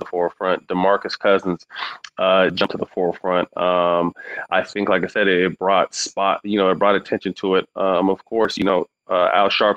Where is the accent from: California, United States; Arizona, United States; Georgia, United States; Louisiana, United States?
California, United States; Sacramento; I'm working on a few projects in Sacramento. Mm-hmm. To continue to improve my hometown.